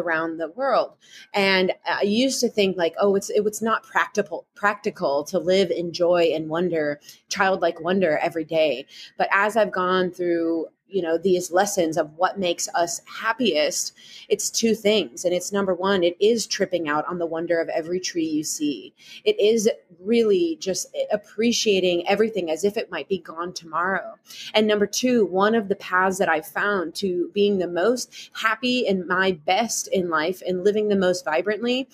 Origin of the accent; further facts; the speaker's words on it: Midwest, United States; accent: Midwestern; my Midwestern accent